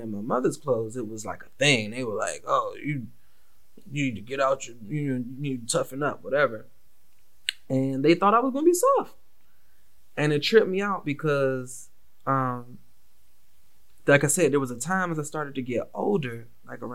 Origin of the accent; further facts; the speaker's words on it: Washington, District of Columbia, United States; growing up in the Washington, D.C. area, especially post-crack epidemic